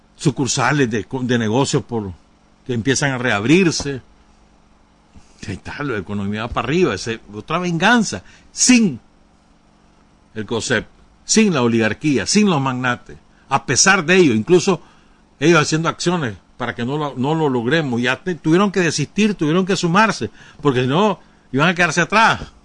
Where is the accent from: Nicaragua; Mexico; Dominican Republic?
Nicaragua; yo soy nicaragüense